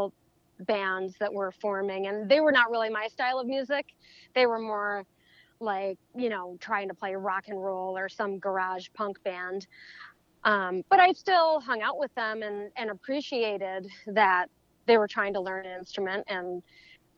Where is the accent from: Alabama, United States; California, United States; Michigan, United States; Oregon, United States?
Michigan, United States; Delton; I'm actually from Delton, but Kalamazoo was the closest drive to anything